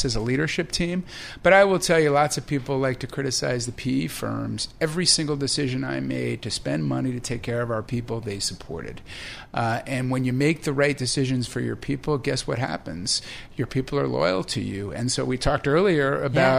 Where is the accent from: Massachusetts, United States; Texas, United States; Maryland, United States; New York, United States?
New York, United States; as a New Yorker